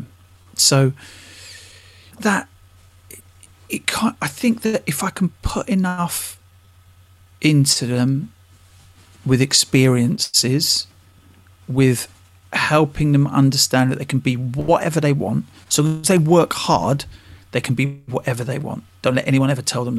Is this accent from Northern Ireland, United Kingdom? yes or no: no; Harlow, East of England, United Kingdom; I'm from Harlow.